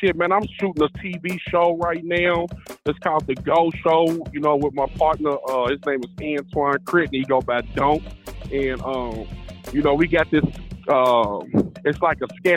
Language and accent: English; Louisville, Kentucky, United States; I'm from Louisville, Kentucky